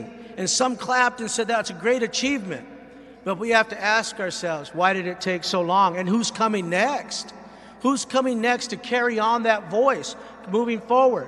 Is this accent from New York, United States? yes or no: no; San Manuel Indian Reservation, California, United States; I grew up on the Samoa Indian Reservation